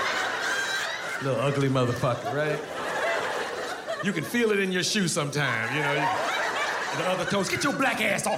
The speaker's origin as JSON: {"language": "English", "area": "hometown of Halle Berry", "region": "Ohio", "country": "United States", "tie": "born or raised there", "said": "One of the prettiest women in the world is from my hometown, Halle Berry."}